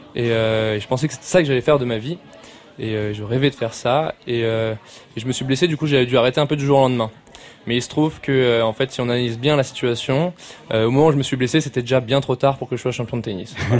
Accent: Strasbourg, Grand Est, France; je viens de Strasbourg

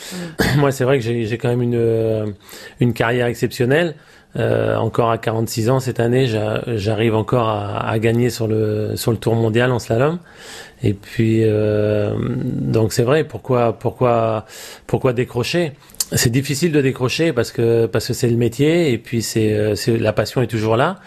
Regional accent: Île de Ré, Nouvelle-Aquitaine, France; c'est la famille, toute la famille est d'ici. Euh, j'ai mes amis aussi ici, et je suis français

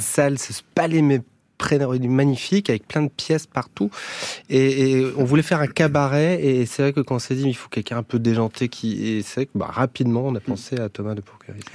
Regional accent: Brest, Brittany, France; also born or lived in Paris; now in Bourges, France; je viens de Brest, j'habite à Bourges, je navigue entre Bourges et Paris

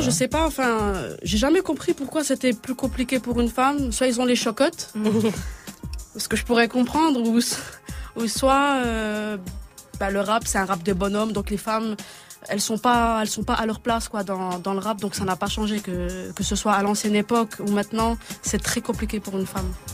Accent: Montbéliard, Bourgogne-Franche-Comté, France; je viens de Montbéliard, une petite province en Franche-Comté

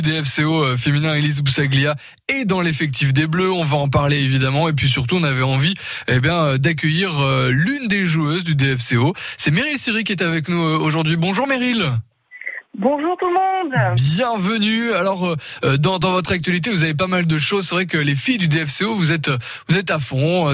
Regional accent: Côte-d'Or, Bourgogne-Franche-Comté, France; chez nous en Côte d'Or

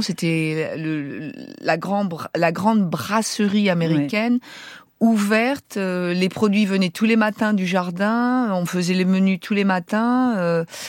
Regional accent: France; moved away as an adult; now in San Francisco, United States; je suis française

